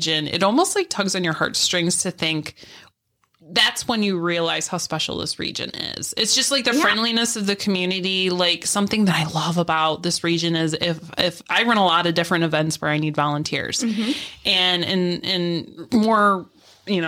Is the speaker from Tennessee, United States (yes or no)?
no; Pavilion, New York, United States; I'm from Pavilion originally.